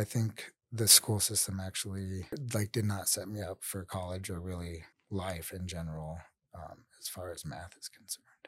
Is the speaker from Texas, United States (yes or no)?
no; Denver, Colorado, United States; I'm from here in Denver. I grew up, I, I guess, all around, 'cause, so my parents were, like, divorced when I was probably nine. but I lived, I, I guess I rep Park Hill mostly, so, like, the east side of Denver